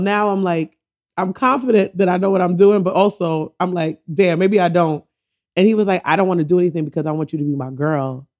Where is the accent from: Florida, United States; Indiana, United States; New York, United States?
New York, United States; New York City; also born or lived in Antigua and Barbuda / Philadelphia / Oakland; I was born in the Bronx, and I, but I went to Antigua for a few years